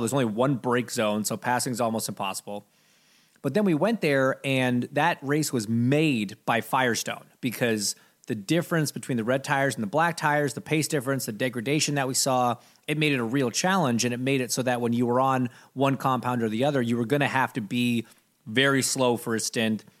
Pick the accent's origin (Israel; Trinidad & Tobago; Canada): Canada; I'm Canadian